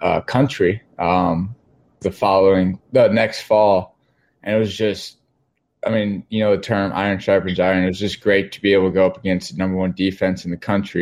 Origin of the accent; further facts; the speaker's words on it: Wheaton, Illinois, United States; also born or lived in Dayton, Ohio; I grew up in Wheaton my whole life